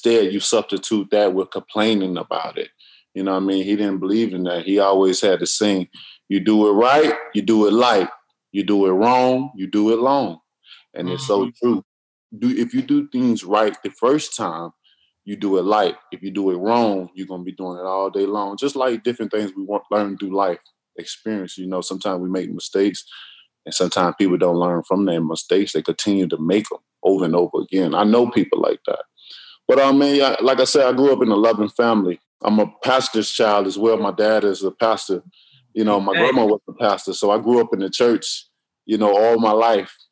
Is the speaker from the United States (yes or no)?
yes; Tuscaloosa, Alabama, United States; I grew up in Tuscaloosa, Alabama